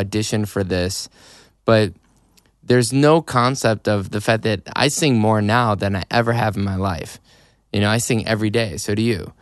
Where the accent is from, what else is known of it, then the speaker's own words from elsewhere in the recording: Chicago, Illinois, United States; moved away as an adult; now in Los Angeles, United States; I grew up in Chicago, so, well, north suburbs of Chicago